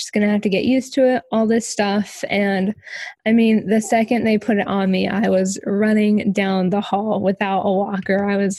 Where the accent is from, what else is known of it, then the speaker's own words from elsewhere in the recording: Mariupol, Donetsk Oblast, Ukraine; born there; So as you said, I was born in Ukraine. I was born in this super small town called Mariupol.